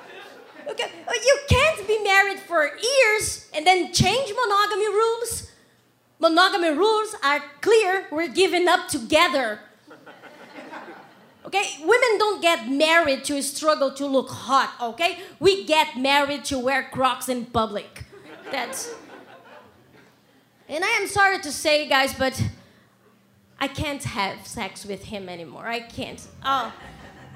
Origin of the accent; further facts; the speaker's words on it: Brazil; English is a second language; moved away as an adult; now in Canada; I'm from Brazil, that's why I have an accent